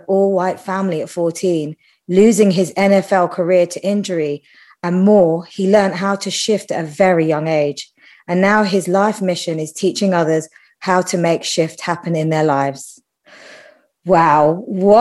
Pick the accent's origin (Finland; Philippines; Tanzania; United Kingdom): United Kingdom; I'm British